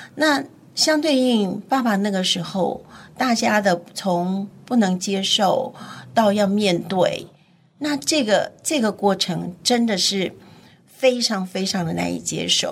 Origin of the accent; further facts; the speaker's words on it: Keelung, Taiwan; also born or lived in Taipei; 我是在基隆长大的基隆，对，OK。我现在还是住在基隆